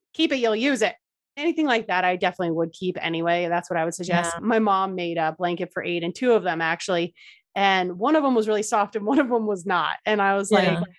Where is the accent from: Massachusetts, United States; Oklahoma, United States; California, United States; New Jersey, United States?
New Jersey, United States; moved away; I grew up in Jersey, so I just love the Jersey Shore.